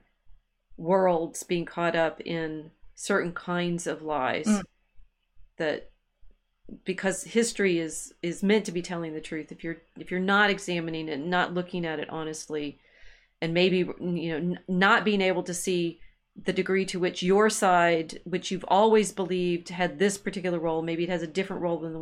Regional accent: United States; being American

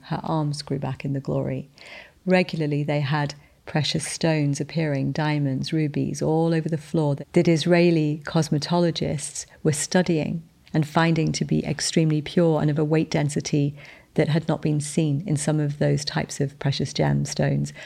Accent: United Kingdom; I'm British

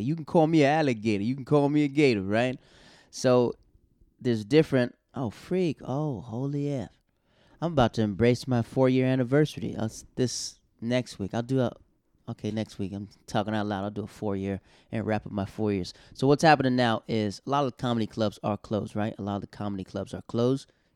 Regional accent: Florida, United States; also born or lived in Harlem, New York City; now in New York City, United States; I'm from Florida

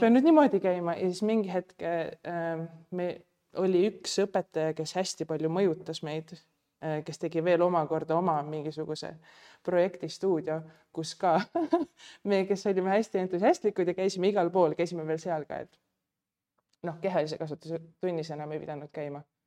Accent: Pärnu, Pärnu County, Estonia; moved away; mina olen pärnakas

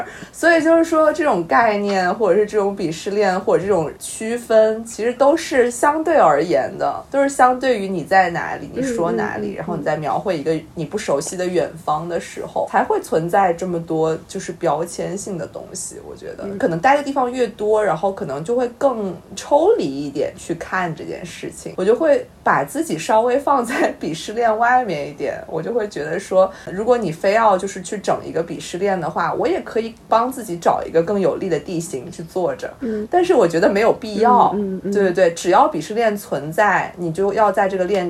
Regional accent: Weihai, Shandong, China; 但是三金啊，他非常确定他将来要教他的孩子讲我们的方言，这个我还蛮惊讶的，因为我非常不确定我的孩子还能传承我的方言。

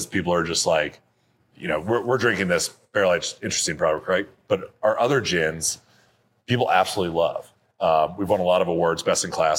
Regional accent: Denver, Colorado, United States; I grew up in Denver

